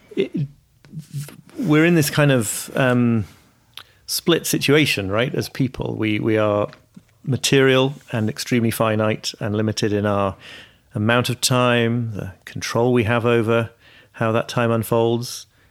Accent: York, Yorkshire and the Humber, United Kingdom; also born or lived in Liverpool; I was born in Liverpool, but I, yeah, I grew up in York

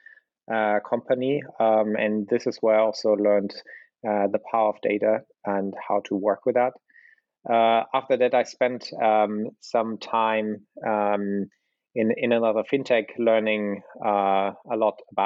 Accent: Berlin, Germany; I was born in Berlin and I live in Berlin

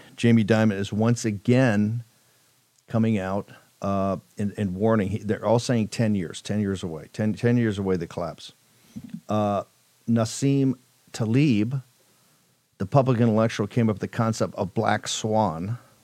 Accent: Richmond, Virginia, United States; Richmond, my hometown

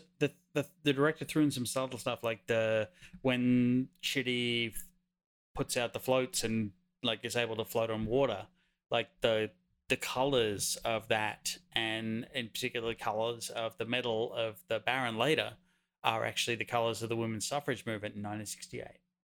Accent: Wingham, New South Wales, Australia; about ten miles outside my hometown of Wingham, New South Wales, Australia

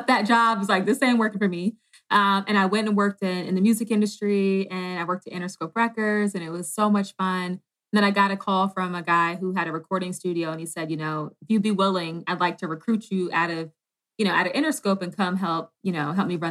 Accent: Washington, District of Columbia, United States; I grew up in D.C., Southeast D.C.

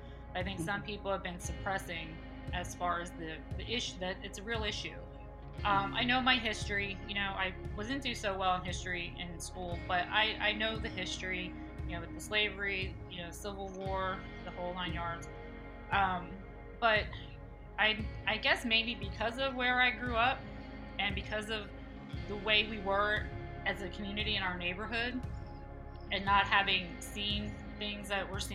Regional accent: Reading, Pennsylvania, United States; moved away as an adult; now in Myrtle Beach, United States; I was born and raised in Reading, Pennsylvania, which is 55 miles west of Philadelphia

